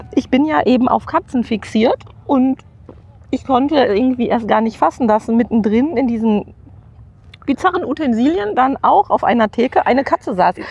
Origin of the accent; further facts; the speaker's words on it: Witten, North Rhine-Westphalia, Germany; Ich komme wiederum aus Witten und habe in der Grundstu Grundschule im, ich glaube, es hieß Sachkundeunterricht mhm. gelernt